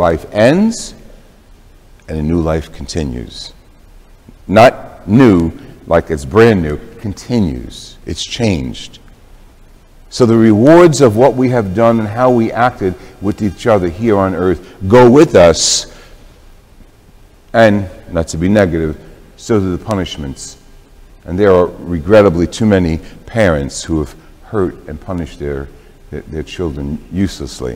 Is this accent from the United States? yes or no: yes; Jersey City, New Jersey, United States; my growing up in Jersey City in an Italian household